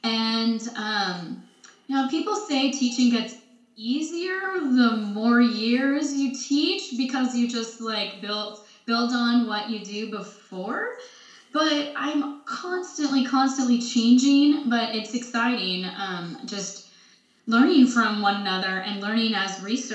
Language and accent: English; Portland, Oregon, United States; No, I am from the Portland area.